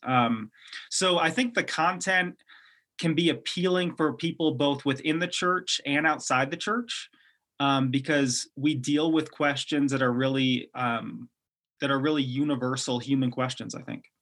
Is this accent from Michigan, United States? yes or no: yes; Detroit, Michigan, United States; moved away; I grew up in, uh, Detroit, Michigan, so I was born there, and I grew up right outside the city